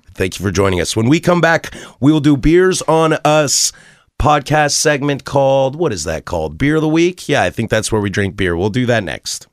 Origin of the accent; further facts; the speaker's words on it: the Northwest, Pacific Northwest, United States; I'm born and raised in the Northwest.